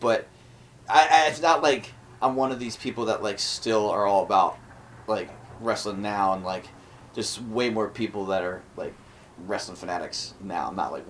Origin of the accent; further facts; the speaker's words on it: Philadelphia, Pennsylvania, United States; also born or lived in Abington, Pennsylvania; Actually, technically, I was born in Abington, which is the bane of my existence, because I lived my entire life in the city of Philadelphia.